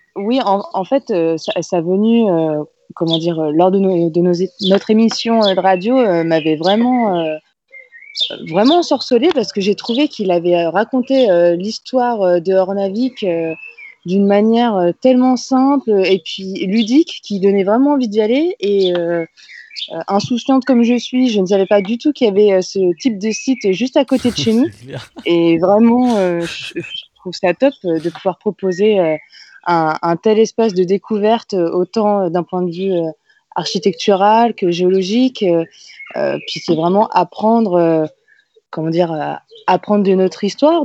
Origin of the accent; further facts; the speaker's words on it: Normandy, France; je me sens un peu honteuse en tant que Normande